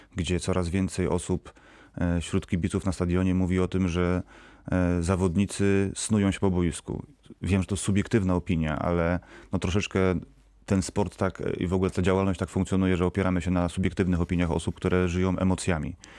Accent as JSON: {"language": "Polish", "town": "Wrocław", "region": "Lower Silesian Voivodeship", "country": "Poland", "said": "Jestem wrocławianinem"}